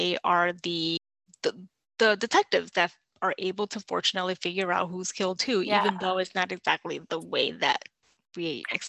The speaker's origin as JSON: {"language": "English", "region": "New York", "country": "United States", "said": "as a New Yorker"}